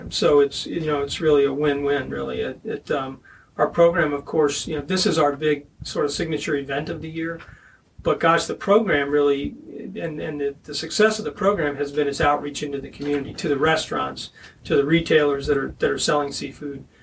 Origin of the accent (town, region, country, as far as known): Pennsylvania, United States